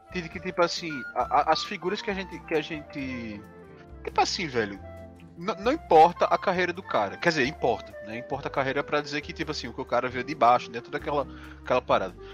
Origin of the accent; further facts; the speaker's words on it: Paraíba, Brazil; Aí, eu sou da Paraíba, meu.